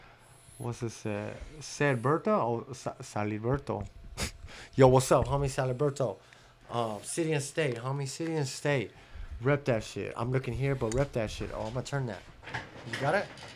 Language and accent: English; Illinois, United States; wait, I'm from Illinois.